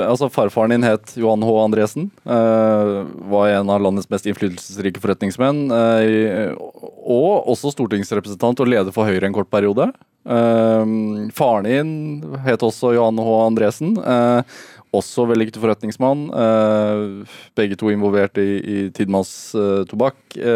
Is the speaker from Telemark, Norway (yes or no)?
no; Oslo, Norway; Jeg vokste opp på, på Bygdø.